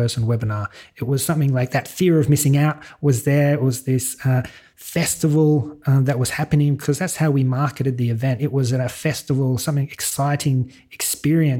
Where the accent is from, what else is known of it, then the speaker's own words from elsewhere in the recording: Sydney, New South Wales, Australia; accent: Australian; moved away as an adult; now in Malta; I'm an Aussie, born and bred in Sydney, but my partner, Sarah, she's Swedish, so that brought us across to Europe